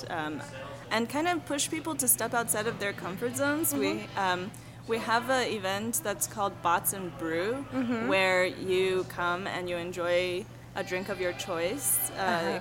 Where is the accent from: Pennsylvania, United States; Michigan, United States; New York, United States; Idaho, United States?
New York, United States; New York City; moved away as an adult; also born or lived in China / Durham, North Carolina / Tokyo, Japan; now in El Paso, United States; I'm Chinese. I was born in China, and then I went to New York City when I was 8.5.